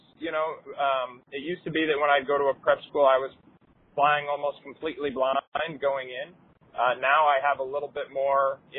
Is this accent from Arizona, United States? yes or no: no; Connecticut, United States; went back to UConn, which is, in my home state